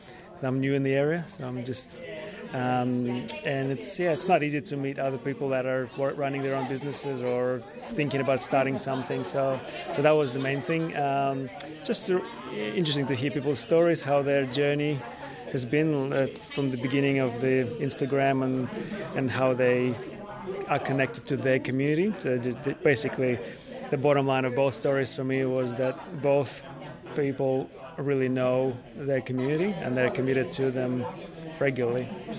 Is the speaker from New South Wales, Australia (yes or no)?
yes; Sydney, New South Wales, Australia; now in Wollongong, Australia